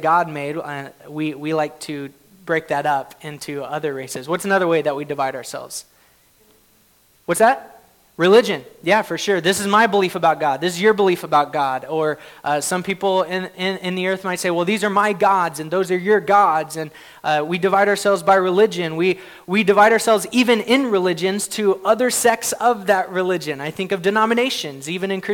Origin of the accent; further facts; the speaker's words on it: Oklahoma, United States; I grew up in Oklahoma